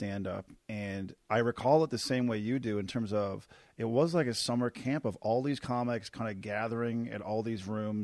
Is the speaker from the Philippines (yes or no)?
no; Canada; I'm Canadian